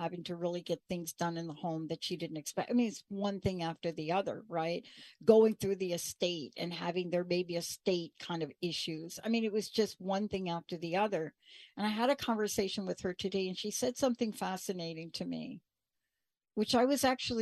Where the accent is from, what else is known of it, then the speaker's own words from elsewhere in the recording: New York, United States; I grew up in New York.